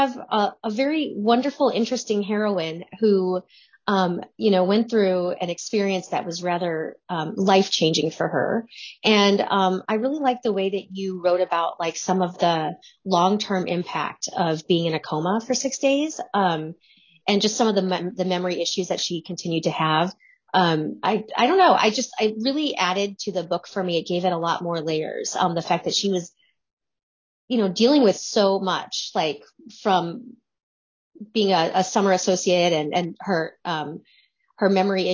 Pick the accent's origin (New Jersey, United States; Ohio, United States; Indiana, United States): Ohio, United States; I'm an Ohio girl